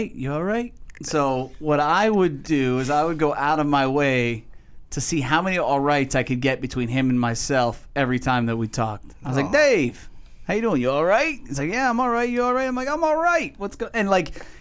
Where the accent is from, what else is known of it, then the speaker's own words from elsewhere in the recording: New England, United States; moved away; It's where I'm from. Still my hometown.